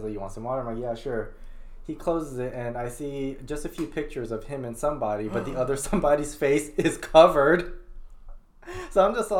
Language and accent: English; Indiana, United States; moved away as an adult; also born or lived in Woodside, Queens, New York; growing up in Indiana